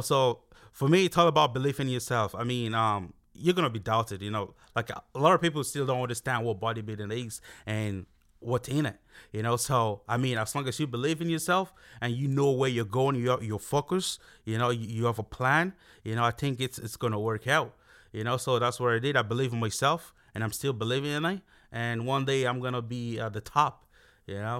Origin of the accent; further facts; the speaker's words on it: Castlebar, Connacht, Ireland; moved away as an adult; also born or lived in Nigeria; now in Dublin, Ireland; I grew up in Castlebar. Yeah, I was there, like, um, I only, uh, I moved down to Dublin in, um, two thousand fourteen, so I pretty much grew up in Castlebar